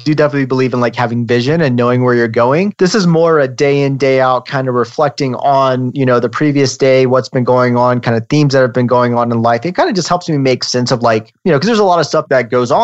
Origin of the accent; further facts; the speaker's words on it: Virginia, United States; moved away as an adult; also born or lived in Switzerland / Manhattan, New York; now in Denver, United States; I was born and raised on the East Coast in Virginia, and I currently live in Denver, Colorado